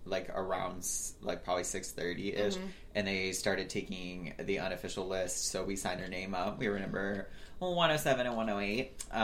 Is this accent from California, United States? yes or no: no; Hoover, Alabama, United States; I'm from Birmingham, so I grew up in like Pelham, Hoover, Alabama.